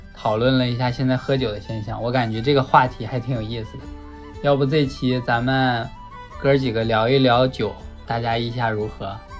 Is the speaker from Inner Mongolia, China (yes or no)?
yes; Hulunbuir, Inner Mongolia, China; 好好介绍了一下咱们家乡